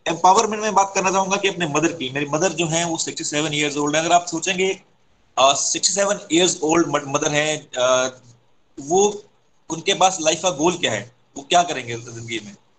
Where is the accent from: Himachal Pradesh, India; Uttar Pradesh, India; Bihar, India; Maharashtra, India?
Himachal Pradesh, India; मैं भी हिमाचल से आता हूँ